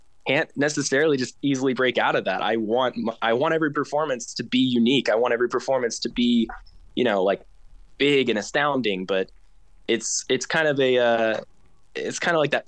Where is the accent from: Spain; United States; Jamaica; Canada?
United States; Oklahoma; growing up in Oklahoma